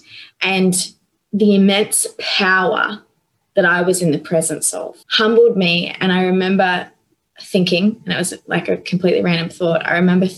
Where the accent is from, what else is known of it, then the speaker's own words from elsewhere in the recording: Northern Rivers, New South Wales, Australia; moved away; I grew up on the northern rivers with paddocks to the horizon